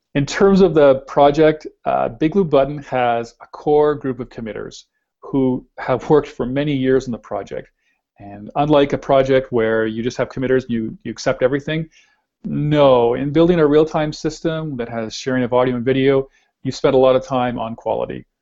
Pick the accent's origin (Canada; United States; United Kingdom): Canada; we're Canadian